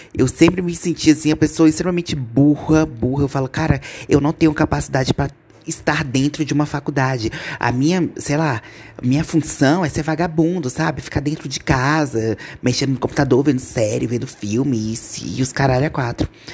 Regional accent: Gama, Federal District, Brazil; Eu sou de Brasília

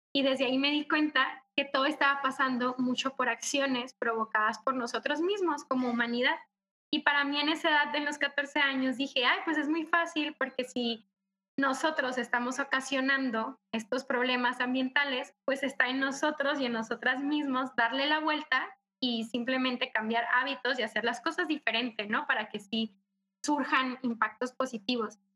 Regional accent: Cócorit, Sonora, Mexico; moved away as an adult; now in Mexico City, Mexico; Yo soy de Sonora, soy norteña, orgullosamente, y soy de una comunidad muy pequeña que se llama Cocorit

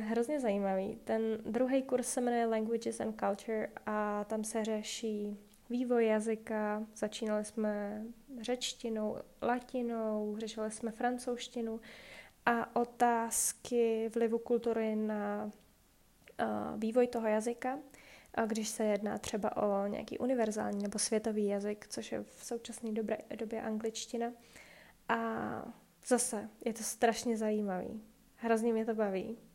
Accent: Czechia; moved away as an adult; now in Iceland; v Čechách vůbec nejsme zvyklí

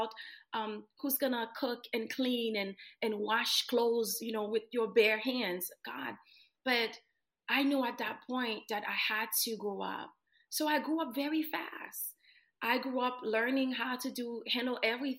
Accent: Haiti; moved away; I was born and raised in Haiti

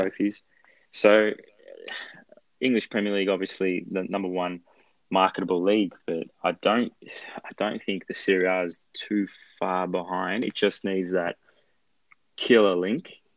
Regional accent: Australia; as an Australian Lazio fan who doesn't speak Italian

